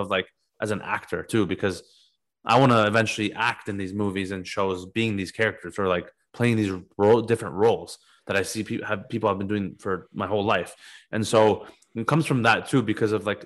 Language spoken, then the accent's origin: English; Toronto, Ontario, Canada; I'm from fucking Scarborough, Ontario. Like my parents are from Iran